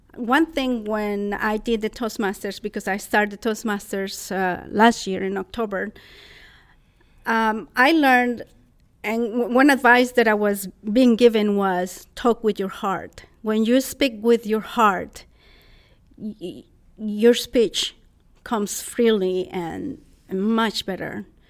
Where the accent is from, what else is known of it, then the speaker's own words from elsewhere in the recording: Costa Rica; English is a second language; moved away as an adult; also born or lived in San Luis Obispo, California; now in United States; I was born in Costa Rica, and in 1994, April 28, 1994, at 5:37 p.m., I arrived to San Luis Obispo, California. So, an expat from Costa Rica, learning another language